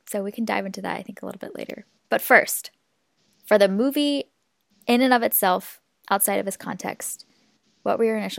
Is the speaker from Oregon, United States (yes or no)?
no; Seattle, Washington, United States; I am from Seattle, as I mentioned, and Seattle's been one of the worst hit areas in the U.S.